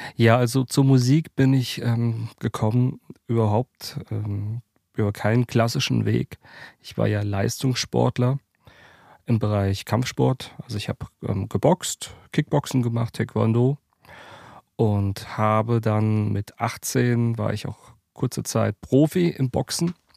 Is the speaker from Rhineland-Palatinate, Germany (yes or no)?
yes; Worms, Rhineland-Palatinate, Germany; also born or lived in Mannheim; Ich bin ja aus der Pfalz aus der Kurpfalz, ähm, Mannheim, Worms sind so meine Heimatstädte.